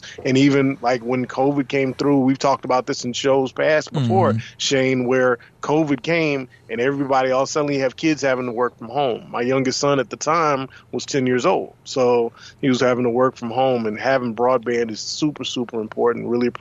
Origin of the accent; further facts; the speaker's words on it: Hattiesburg, Mississippi, United States; also born or lived in Marion County, Mississippi / Columbia, Mississippi; now in Jackson, United States; I live in Metro Jackson, but I'm from the Hattiesburg area